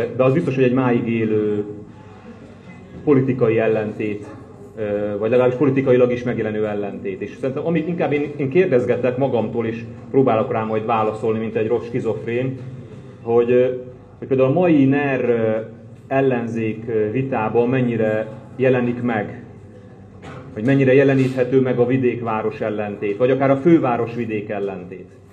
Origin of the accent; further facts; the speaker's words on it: Hungary; moved away as an adult; now in Budapest, Hungary; én vidéki származású vagyok